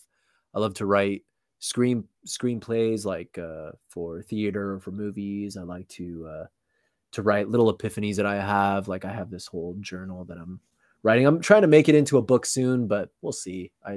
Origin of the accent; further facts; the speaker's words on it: Los Angeles, California, United States; Yeah, well, I mean, I was born and raised in Southern California. I lived in a bunch of different cities, but mainly from LA.